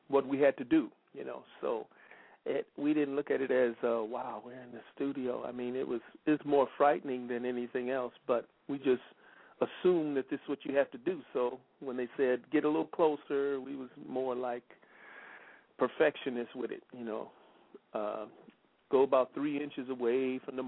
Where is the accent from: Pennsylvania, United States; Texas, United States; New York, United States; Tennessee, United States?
Tennessee, United States; Memphis; moved away; also born or lived in South Bend, Indiana / Los Angeles; my father was from Memphis, so I only was there 3 days after I was born, and it went right back to Memphis